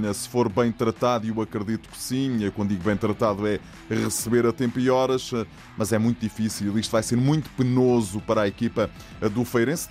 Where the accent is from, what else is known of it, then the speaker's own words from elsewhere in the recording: Setúbal, Portugal; pelo clube da cidade onde cresci, nasci, vivi e hei de morrer, que é o Vitória de Setúbal